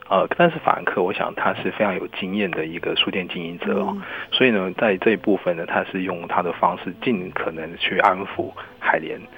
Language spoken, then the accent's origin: Chinese; Taiwan; 我们台湾人